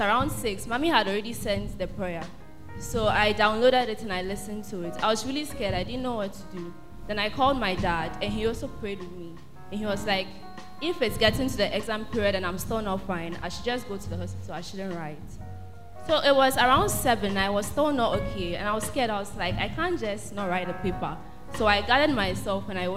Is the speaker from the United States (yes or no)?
no; Mexico; moved away; soy de Mexico